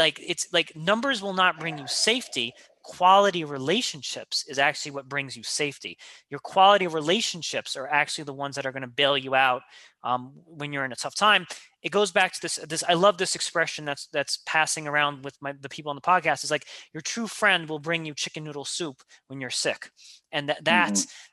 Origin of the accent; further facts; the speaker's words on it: New York City, New York, United States; I grew up in Queens. I've lived here my whole life.